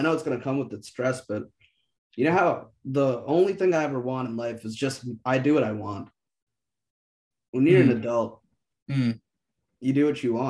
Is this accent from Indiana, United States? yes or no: no; Boston, Massachusetts, United States; I'm from Boston